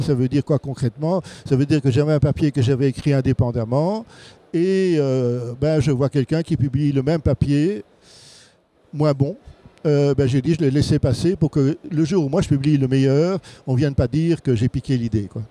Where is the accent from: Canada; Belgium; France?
Belgium; chez nous en Belgique